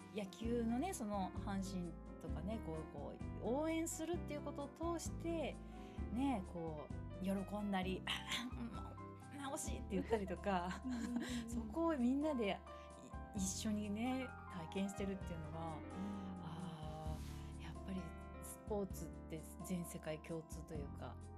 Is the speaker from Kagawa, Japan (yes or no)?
yes; Kagawa, Japan; 私香川県出身で